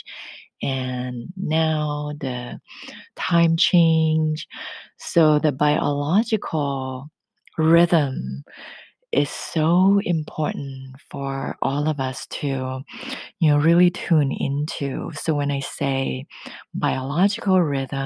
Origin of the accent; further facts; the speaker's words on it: Thailand; accent: thick accent; English is a second language; moved away as an adult; now in Northern California, United States; Growing up in Thailand and speaking Thai language every day until I was 19 before I moved here to the US.